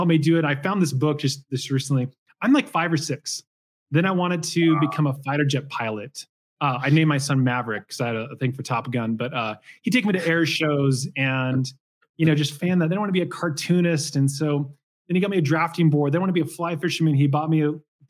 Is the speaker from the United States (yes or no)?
yes; Portland, Oregon, United States; And I grew up in Portland, Oregon, like 30 minutes east.